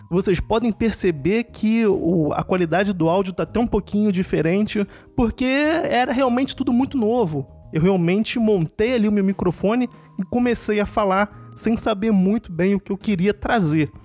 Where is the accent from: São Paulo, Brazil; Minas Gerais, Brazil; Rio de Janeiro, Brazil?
Rio de Janeiro, Brazil; moved away; Eu sou do Rio